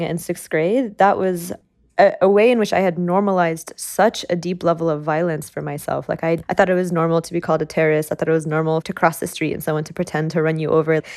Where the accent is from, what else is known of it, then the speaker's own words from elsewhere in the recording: Oklahoma, United States; Growing up in Oklahoma